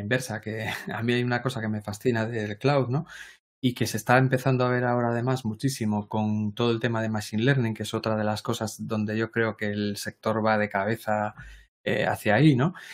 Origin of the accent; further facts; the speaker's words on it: Galicia, Spain; aquí en Galicia decimos ambas